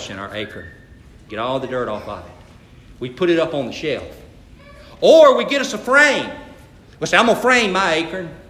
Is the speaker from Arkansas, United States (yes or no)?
no; Atkinson County, Georgia, United States; I grew up in Atkinson County